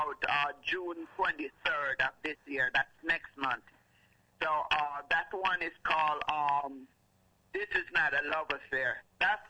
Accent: Kingston, Jamaica; now in Detroit, United States; I was actually born and raised in Kingston, Jamaica, and then actually moved to Detroit, Michigan

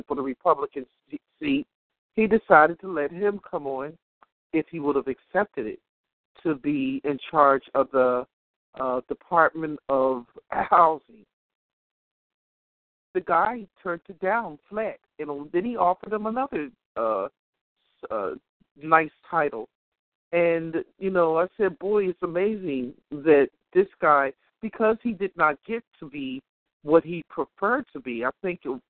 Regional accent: United States; we as American people

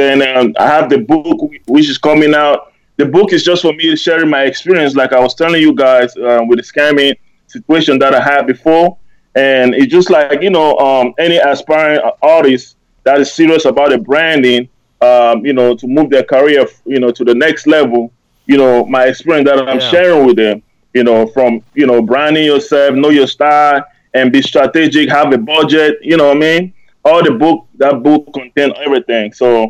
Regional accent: Germany; English is a second language; Then I started my own label in Germany. So. Awesome. Growing up in Germany, I went to school there.

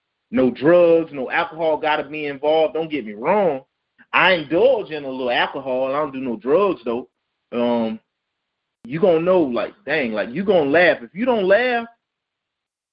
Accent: Hemingway, South Carolina, United States; also born or lived in Clemson, South Carolina; I'm from Hemingway, you know that. I'm from Donley, man, originally

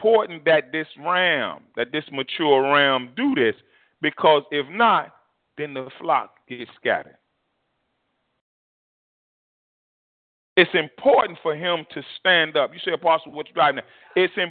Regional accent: United States

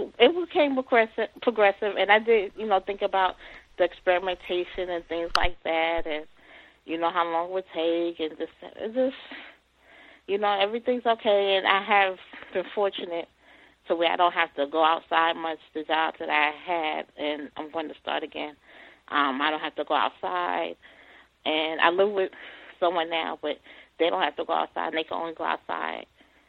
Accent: New York, United States; And I lived by there because I'm originally from New York.

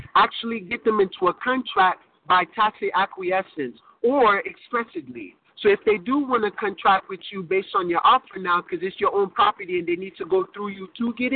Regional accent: United States; I was born and raised in America, so I would be considered an American

